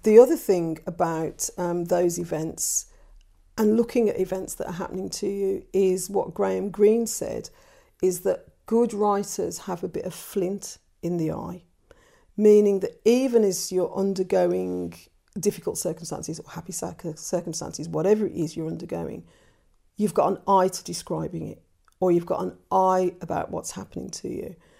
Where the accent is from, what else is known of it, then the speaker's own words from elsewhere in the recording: England, United Kingdom; growing up as half Irish in England, half Caribbean in England